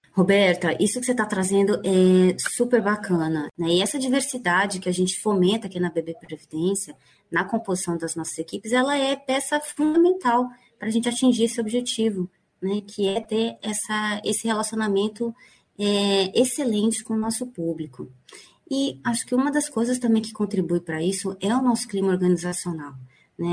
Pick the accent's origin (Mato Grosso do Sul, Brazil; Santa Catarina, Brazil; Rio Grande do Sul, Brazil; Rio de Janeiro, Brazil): Mato Grosso do Sul, Brazil; Campo Grande; moved away as an adult; also born or lived in São Paulo; eu sou paulista, né? Sou de São Paulo. Cresci em Campo Grande, Mato Grosso do Sul